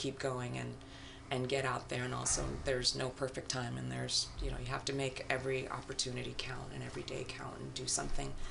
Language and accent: English; Ghana; moved away; I'm from Ghana originally